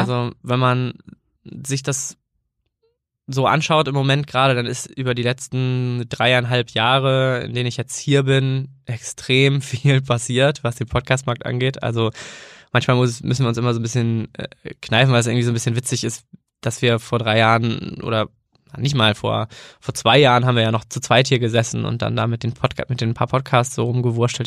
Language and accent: German; near Kiel, Schleswig-Holstein, Germany; moved away as an adult; also born or lived in Bremen; ich komme eigentlich aus der Nähe von Kiel und bin dann ähm, nach dem Abi ähm, nach Bremen gegangen